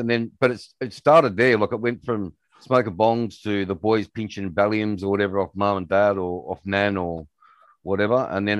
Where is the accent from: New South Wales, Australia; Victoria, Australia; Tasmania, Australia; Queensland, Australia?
New South Wales, Australia; Sydney; I grew up, I was split family. So I grew up in Sydney and coastal towns as well.